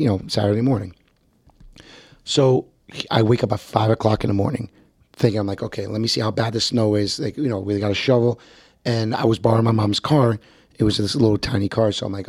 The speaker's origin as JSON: {"language": "English", "town": "Bogota", "region": "New Jersey", "country": "United States", "tie": "born or raised there", "said": "I'm from South Bergen County. It's like southeast Bergen County, Bogota. Mm-hmm. Grew up there"}